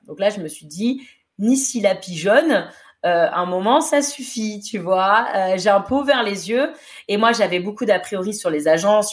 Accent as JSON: {"language": "French", "country": "France", "moved": "as an adult", "lives_now": "United States", "said": "je suis française"}